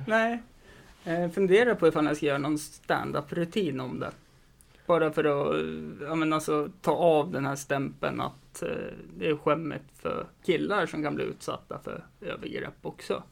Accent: Östersund, Jämtland, Sweden; jag har en väldigt stor kompisskara hemma i Östersund

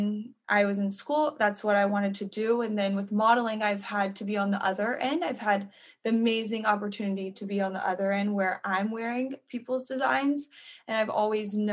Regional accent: Birmingham, Alabama, United States; moved away as an adult; now in Los Angeles, United States; I was born and raised in Birmingham, Alabama

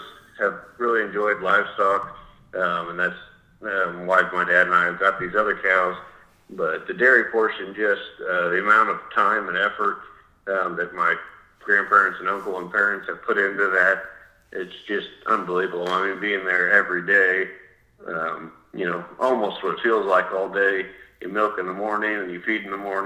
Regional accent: Goessel, Kansas, United States; So I grew up in Goessel, Kansas, which is about 30 or 40 minutes straight north of Wichita

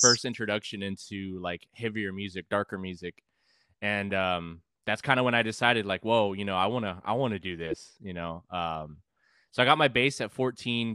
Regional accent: San Antonio, Texas, United States; also born or lived in California; I grew up in San Antonio, but I've gr, I've been kind of all over

